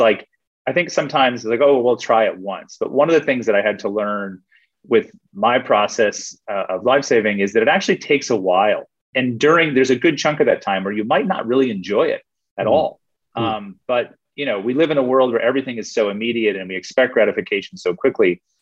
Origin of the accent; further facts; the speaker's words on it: United States; now in Australia; as an American